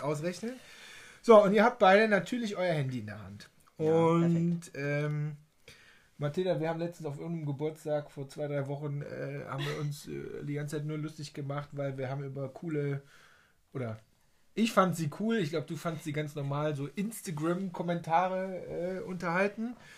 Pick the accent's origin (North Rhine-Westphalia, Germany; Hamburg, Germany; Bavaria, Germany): North Rhine-Westphalia, Germany; Waldbröl; moved away; hier im schönen Oberbergischen Kreis, in meiner Heimat, in Waldbröl